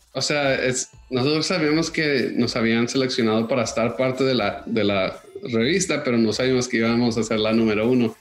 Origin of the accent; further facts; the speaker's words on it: Miami, Florida, United States; also born or lived in Bogotá, Colombia / New York / London / Los Angeles; yo aunque crecí en Miami, viví en Nueva York, en Londres, en Los Ángeles y terminé viviendo en Toronto los tres años antes de llegar a Miami otra vez